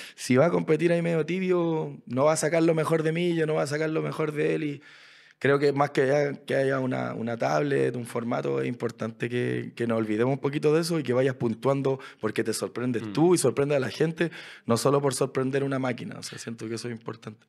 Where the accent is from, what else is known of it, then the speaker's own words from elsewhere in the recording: Chile; yo que soy de Chile